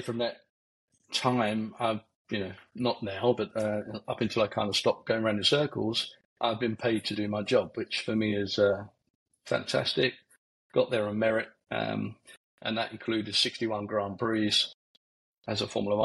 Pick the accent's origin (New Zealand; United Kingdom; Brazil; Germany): United Kingdom; Barnet, London; also born or lived in Letchworth Garden City, Hertfordshire; I come from Barnet, North London, Hertfordshire border. Come down the A1 corridor. First family home was actually a static home, mobile home, and then went then to a council estate in Letchworth Garden City.